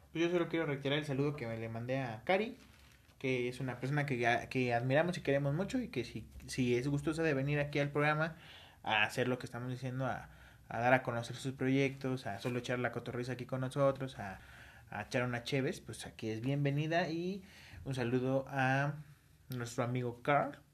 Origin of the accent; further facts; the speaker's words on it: Mexico; somos mexicanos